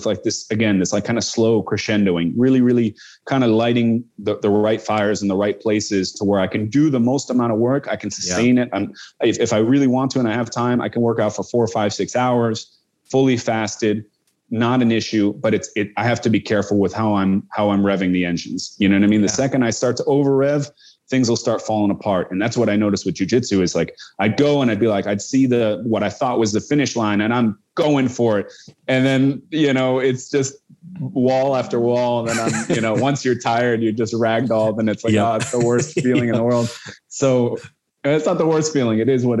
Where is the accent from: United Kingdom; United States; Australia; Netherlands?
Netherlands; Amsterdam, North Holland; born there; so I was born in Holland. You know, I was born in Amsterdam, and I feel like I'm a little removed. I feel much more American than I feel Dutch